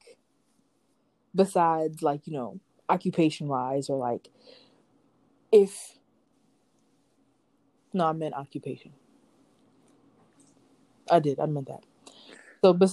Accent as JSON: {"language": "English", "town": "New York City", "region": "New York", "country": "United States", "said": "I'm from New York City"}